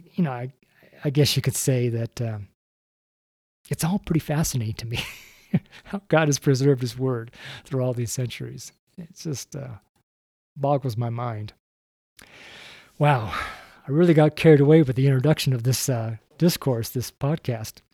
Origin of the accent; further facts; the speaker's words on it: Reno, Nevada, United States; I'm from Reno